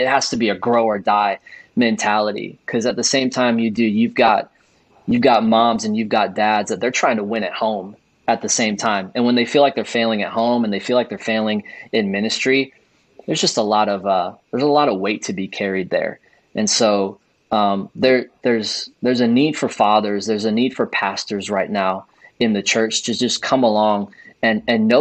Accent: close to Chicago, Illinois, United States; I grew up in Illinois, close to Chicago, watched Michael Jordan and the Bulls

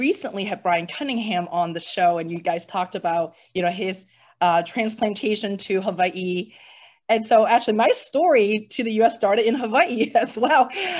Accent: Hong Kong; And growing up in Hong Kong, which is a very busy international hub, right?

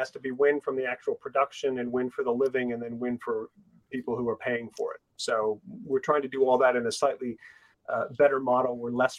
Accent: San Francisco, California, United States; moved away as an adult; now in England; I'm originally from San Francisco, based now for about 9 years in England.

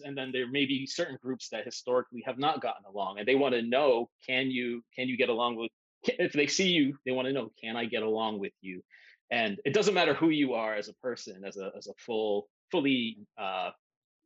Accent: Miami, Florida, United States; moved away; growing up in Miami

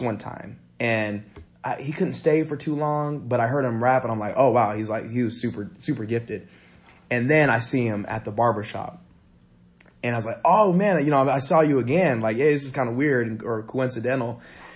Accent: San Jose, California, United States; I grew up in South San Jose and Almaden

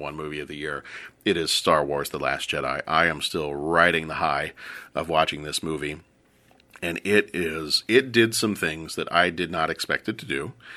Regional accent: the South, United States; moved away; I'm from the South

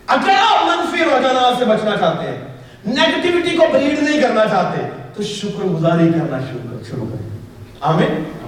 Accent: Pakistan

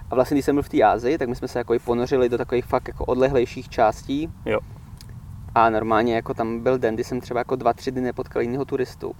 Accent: Czechia; moved away as an adult; also born or lived in England; Já než jsem odjel do Anglie, já bych se popsal jako takový ten typický jako ten Čech

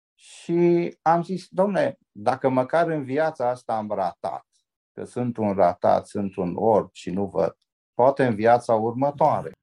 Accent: Oradea, Bihor County, Romania; m-am născut aici la maternitatea din Oradea

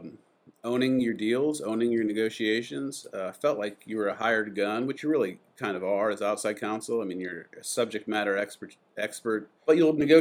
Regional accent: Adrian, Michigan, United States; moved away as an adult; also born or lived in Ann Arbor, Michigan; now in Atlanta, United States; I was born in Ann Arbor, Michigan, and grew up in a town called Adrian, about 20, 30 minutes from there, between Ann Arbor and the Ohio border

